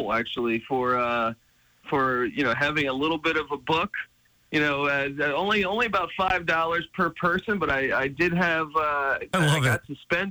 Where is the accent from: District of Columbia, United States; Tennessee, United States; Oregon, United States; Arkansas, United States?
District of Columbia, United States; Washington; I grew up in Washington, D.C., so I had never been to Montana at the time